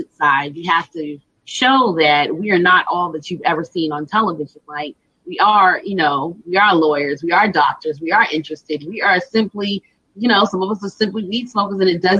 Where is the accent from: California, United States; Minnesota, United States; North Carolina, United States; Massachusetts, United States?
Massachusetts, United States; Boston; growing up in Dorchester and having a West Indian family